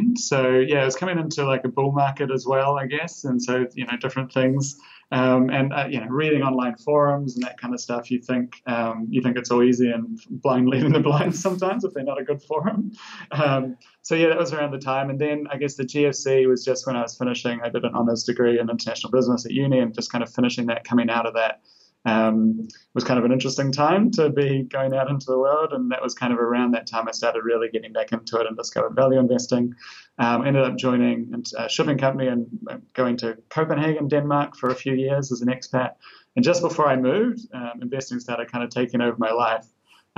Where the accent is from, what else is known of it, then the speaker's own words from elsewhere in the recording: New Zealand; I grew up in New Zealand